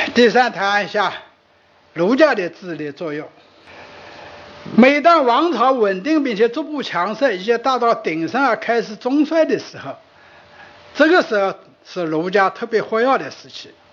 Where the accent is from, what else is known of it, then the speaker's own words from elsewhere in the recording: Sichuan, China; accent: Sichuanese; 我们四川话